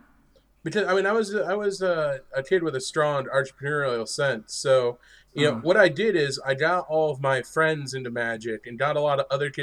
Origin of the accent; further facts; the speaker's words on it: northern New York, United States; I grew up in a very rural area in northern New York